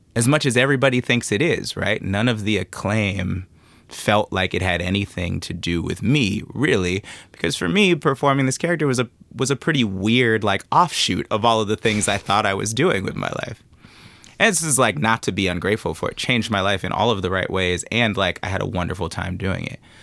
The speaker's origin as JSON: {"language": "English", "town": "Oakland", "region": "California", "country": "United States", "tie": "born or raised there", "said": "growing up in Oakland"}